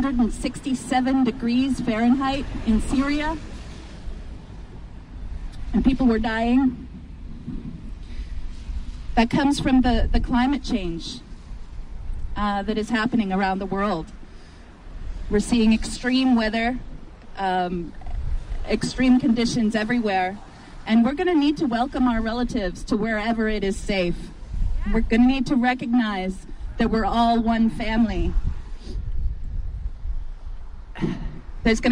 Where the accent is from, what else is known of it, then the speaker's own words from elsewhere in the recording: Penobscot Nation, Maine, United States; I am from the Penobscot Nation